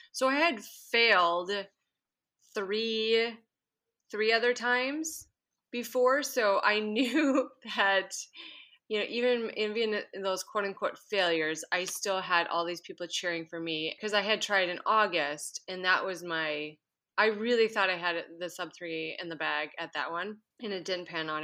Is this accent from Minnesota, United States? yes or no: yes; Minnesota, United States; moved away as an adult; now in Anchorage, United States; I currently live in Anchorage, Alaska, but I grew up in Minnesota